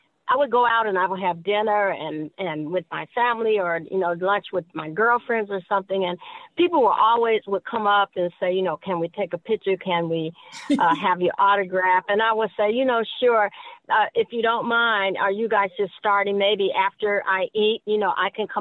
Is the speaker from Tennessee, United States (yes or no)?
no; Gary, Indiana, United States; born or raised there